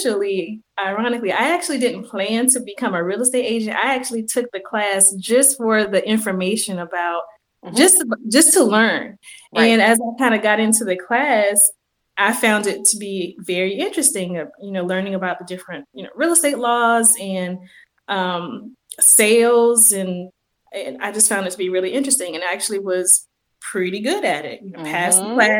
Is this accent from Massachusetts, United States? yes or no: no; Utahville, South Carolina, United States; moved away as an adult; also born or lived in Orangeburg, South Carolina; now in Charlotte, United States; I'm originally from South Carolina, a small town called Utahville